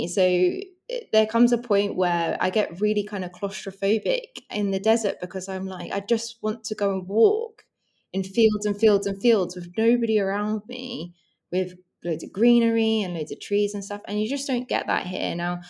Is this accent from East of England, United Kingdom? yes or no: yes; East of England, United Kingdom; accent: generic South England; I would say that my accent is pretty generic of like South England.